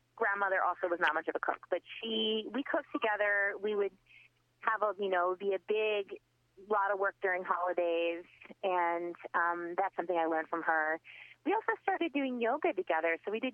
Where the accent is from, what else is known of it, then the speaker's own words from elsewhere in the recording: Baton Rouge, Louisiana, United States; also born or lived in Baltimore, Maryland / New Orleans, Louisiana / Brooklyn, New York; We moved from Baton Rouge to New Orleans when I was 14